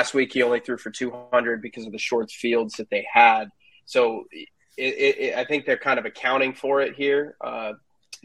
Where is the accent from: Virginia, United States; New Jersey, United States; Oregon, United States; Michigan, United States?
Virginia, United States; I'm from Virginia